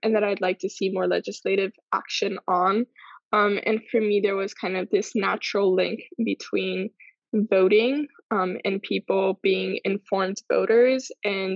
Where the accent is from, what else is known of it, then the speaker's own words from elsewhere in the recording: Miami, Florida, United States; also born or lived in Cuba; I'm from Miami, but originally from Cuba